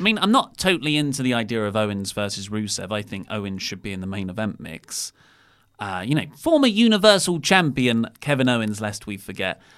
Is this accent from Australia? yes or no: no; United Kingdom; we're British.